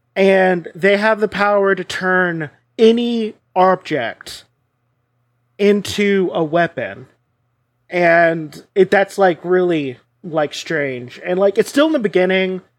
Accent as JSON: {"language": "English", "country": "United States", "said": "I'm American"}